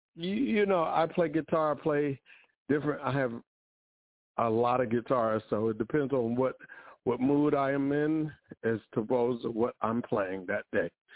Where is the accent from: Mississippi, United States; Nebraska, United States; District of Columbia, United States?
District of Columbia, United States; Washington; I'm from Washington D.C.